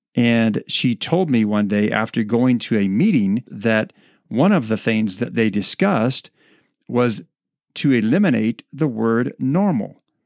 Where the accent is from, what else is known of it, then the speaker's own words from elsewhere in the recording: United States; the freedoms that we enjoy as American citizens